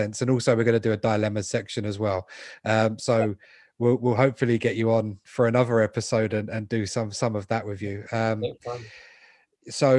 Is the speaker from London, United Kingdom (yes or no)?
yes; London, United Kingdom; I was born in London. I've always lived here.